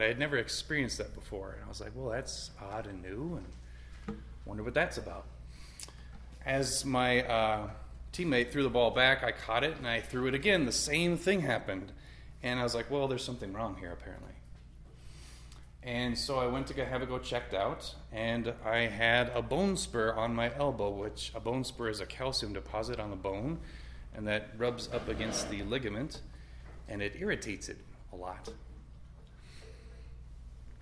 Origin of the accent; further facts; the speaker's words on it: Rapid City, South Dakota, United States; I grew up here in Rapid. I was born and raised here about a mile east of the cathedral and the hospital